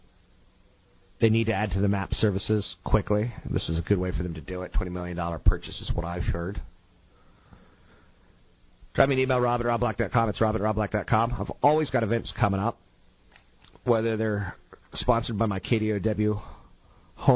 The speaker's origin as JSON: {"language": "English", "region": "California", "country": "United States", "said": "I'm Californian"}